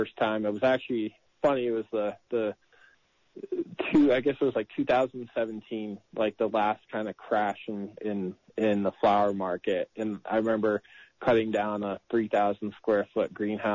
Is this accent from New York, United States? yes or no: yes; New York, United States; now in California, United States; I grew up in New York.